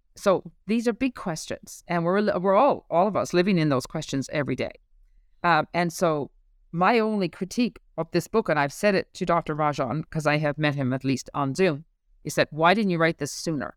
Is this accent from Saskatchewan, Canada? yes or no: no; Newfoundland and Labrador, Canada; moved away as an adult; as a Newfoundlander